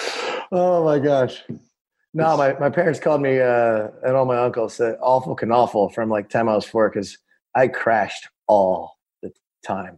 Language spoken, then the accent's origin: English; Annapolis, Maryland, United States; we're from Annapolis